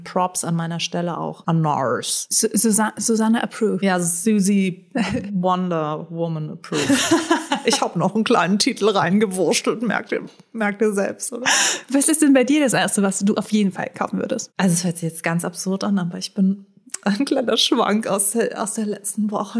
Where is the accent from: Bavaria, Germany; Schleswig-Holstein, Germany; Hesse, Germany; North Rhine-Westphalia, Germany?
Hesse, Germany; Frankfurt; ich komme aus Frankfurt